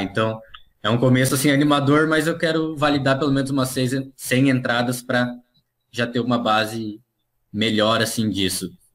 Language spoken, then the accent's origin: Portuguese; Foz do Iguaçu, Paraná, Brazil; moved away as an adult; now in Gramado, Brazil; eu sou paranaense, né? Eu nasci em Foz do Iguaçu, na verdade, lá na, na fronteira. Mas hoje moro em Gramado, no Rio Grande do Sul.